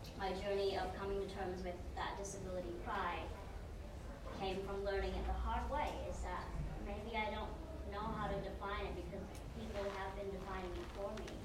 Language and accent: English; Vietnam; moved away; back in my home country in Vietnam